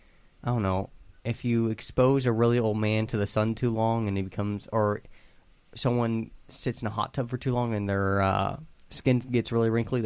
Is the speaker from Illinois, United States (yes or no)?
no; Ohio, United States; Growing up in Ohio, we had two season tickets to Purdue football games.